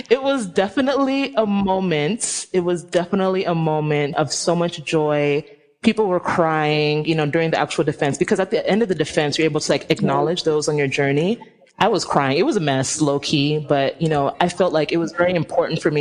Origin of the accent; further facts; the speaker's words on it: Nigeria; And also, like, I'm Nigerian. If any of y'all know how Nigerians are, we are like so extra.